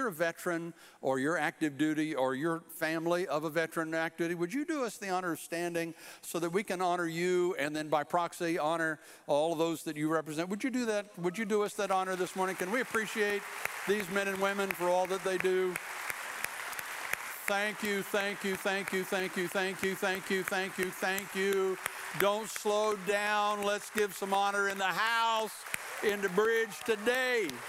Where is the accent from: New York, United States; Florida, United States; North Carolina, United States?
North Carolina, United States; Fort Bragg; born there; My dad was 82nd Airborne. I was born on Fort Bragg, and so I was an Army brat for a while